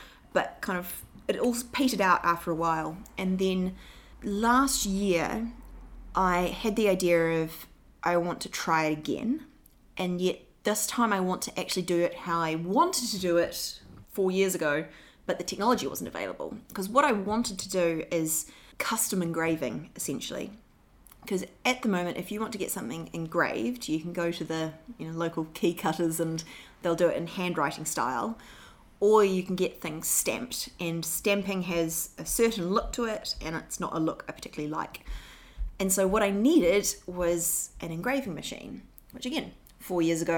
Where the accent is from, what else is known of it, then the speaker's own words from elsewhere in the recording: New Zealand; moved away as an adult; now in London, United Kingdom; I'm from New Zealand